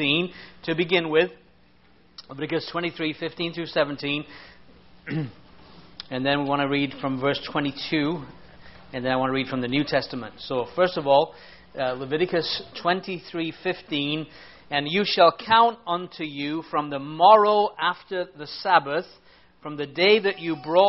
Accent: England, United Kingdom; I'm an Englishman

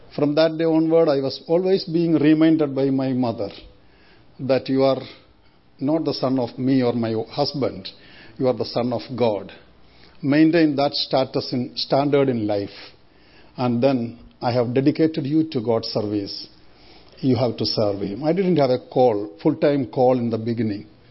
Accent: India; moved away as an adult; I was born and brought up in India 57 years we lived in India.

